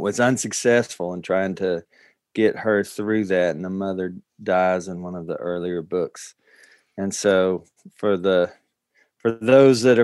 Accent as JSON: {"language": "English", "region": "Tennessee", "country": "United States", "said": "I'm from Tennessee."}